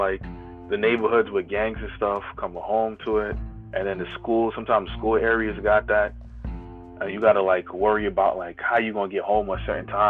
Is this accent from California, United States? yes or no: no; Brooklyn, New York, United States; I'm a … guy, but and I'm from Brooklyn.